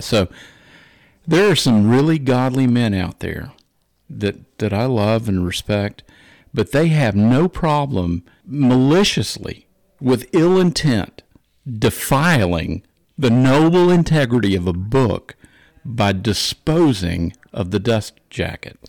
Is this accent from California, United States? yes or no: no; Macon, Georgia, United States; I was born in Macon, Georgia, lived in Georgia for a long time